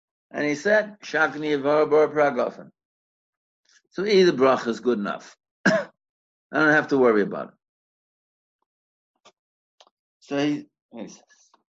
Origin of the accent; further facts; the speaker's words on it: United States; now in South Africa; I'm an American